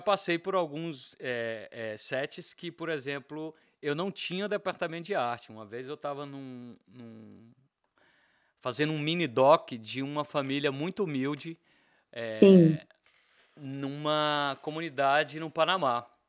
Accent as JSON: {"language": "Portuguese", "region": "Bahia", "country": "Brazil", "also_born_or_lived": "Belo Horizonte, Minas Gerais", "moved": "yes", "said": "a minha parte mineira, mesmo sendo baiano, a minha, eu, eu digo que eu sou um baianeiro"}